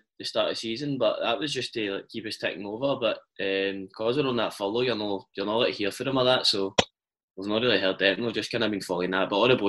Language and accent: English; Glasgow, Scotland, United Kingdom; now in Dundee, United Kingdom; Bayliston in Glasgow.